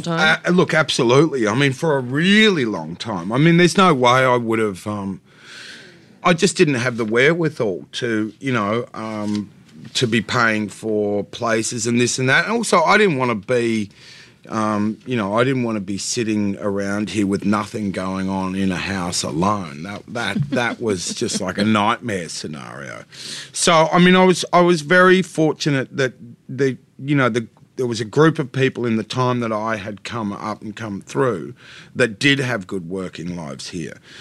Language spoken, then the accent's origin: English; Australia; I'm not pretending I'm not an Australian. I very much am.